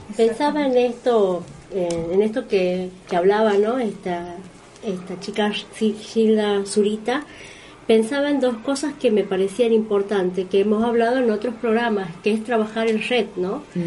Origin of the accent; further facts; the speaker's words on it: Tucumán, Argentina; nosotros como tucumanos